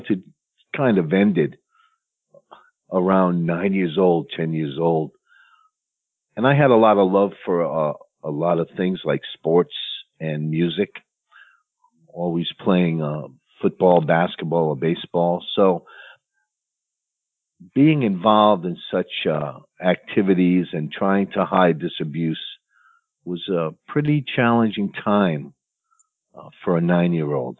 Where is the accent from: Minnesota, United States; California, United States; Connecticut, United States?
Connecticut, United States; New London; I grew up in New London, Connecticut, which was basically a middle class working area